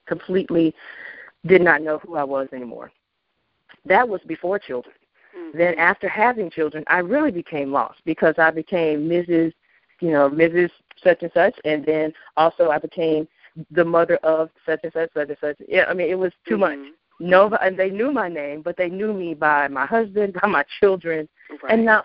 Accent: Memphis, Tennessee, United States; moved away as an adult; I'm originally from Memphis

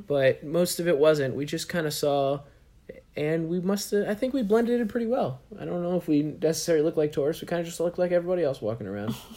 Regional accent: New York, United States; you really felt like proud to be a New York resident

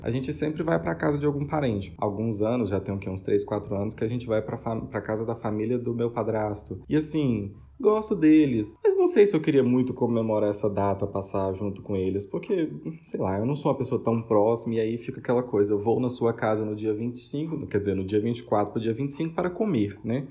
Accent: Ribeirão Preto, São Paulo, Brazil; now in Minas Gerais, Brazil; apesar de ser de São Paulo, eu sou de Ribeirão Preto

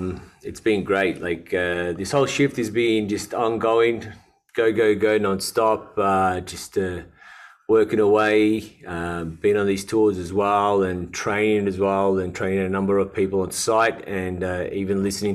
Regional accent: Melbourne, Victoria, Australia; moved away; also born or lived in Dubai; Australian from Melbourne. I grew up in Melbourne my whole life. I'm one of five. My parents got a Lebanese background. They migrated to Australia.

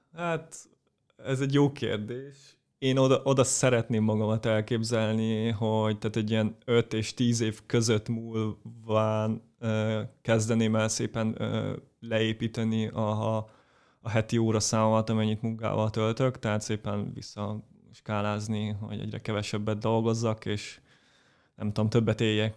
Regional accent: Pécs, Baranya, Hungary; én Pécsi vagyok, Pécsen jártam gimnáziumba

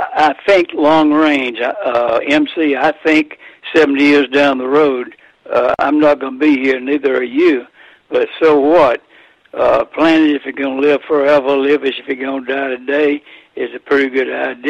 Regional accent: Athens, Georgia, United States; I grew up in Athens, Georgia

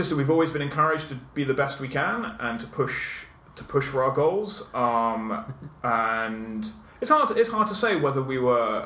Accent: South Downs, south coast of the UK, South East England, United Kingdom; also born or lived in London / Southampton / Oxford / Cambridge; I grew up on the south coast of the UK, in the South Downs. I was born in London, but my parents moved when I was 6 months old

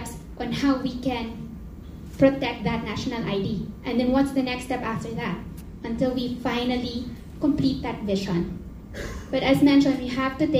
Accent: Philippines; As a Filipino citizen

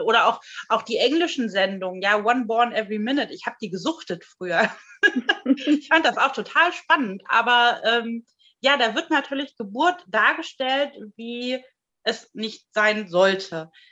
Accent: Germany; bei uns in Deutschland

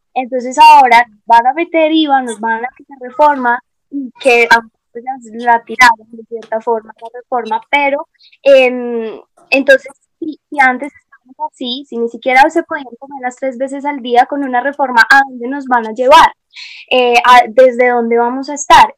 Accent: Colombia; para nosotros como colombianos

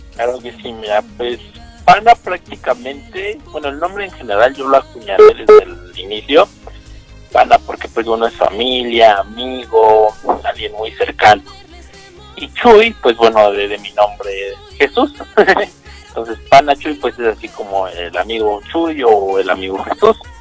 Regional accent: Mexico; soy justamente mexicano, así igual aquí en México

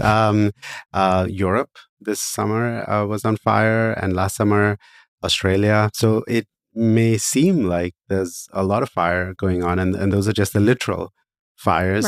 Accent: India; moved away; I started working in social entrepreneurship back in my home country of India

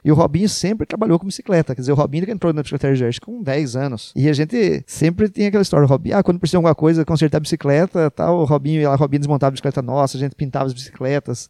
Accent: Iracemápolis, São Paulo, Brazil; a gente tinha orgulho de falar que era de Iracemápolis. Porque a nossa cidade era mais bonita

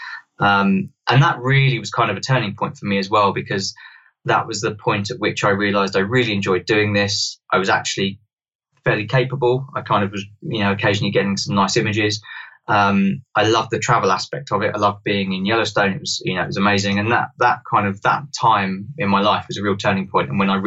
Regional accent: London, United Kingdom; I grew up in London

